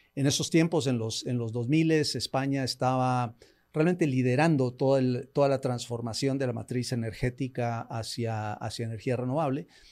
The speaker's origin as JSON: {"language": "Spanish", "country": "Guatemala", "tie": "born or raised there", "also_born_or_lived": "United States", "moved": "as an adult", "said": "nací, en Guatemala, eh, los, primeros años de mi vida estuve, eh, los, primeros años de mi vida los pasé en Estados Unidos, después regresé acá, em, estudié acá hasta la secundaria"}